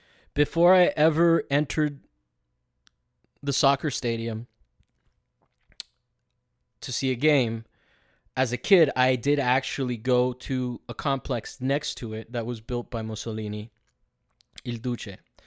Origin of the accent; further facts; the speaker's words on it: Italy; well, in reality, I grew up not really following soccer, just being in its shadow in a culture because I grew up in Italy.